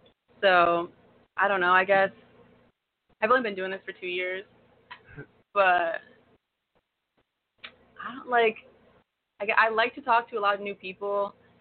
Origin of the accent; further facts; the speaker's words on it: Connecticut, United States; moved away as an adult; also born or lived in Arizona / Los Angeles / South Dakota; now in Tulsa, United States; I'm from Connecticut, grew up there, went to Arizona State